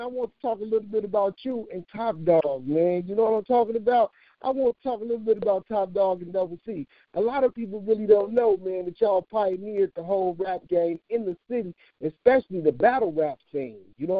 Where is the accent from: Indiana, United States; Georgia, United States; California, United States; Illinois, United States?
Illinois, United States; Chicago; I'm from 51st and Racine. I'm from Gangbang Central USA.